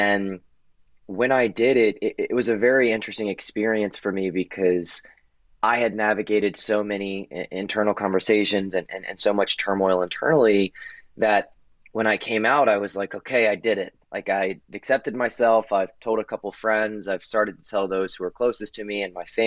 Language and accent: English; Baton Rouge, Louisiana, United States; now in Washington, D.C., United States; But I'm originally from Baton Rouge, Louisiana. I currently live in Washington, D.C., but my whole upbringing was in the Deep South